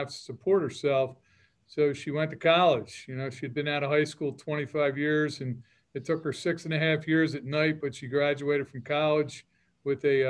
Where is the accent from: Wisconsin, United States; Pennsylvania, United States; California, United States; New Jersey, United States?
Pennsylvania, United States; Holmes; I grew up in Holmes in Ridley Township, Pennsylvania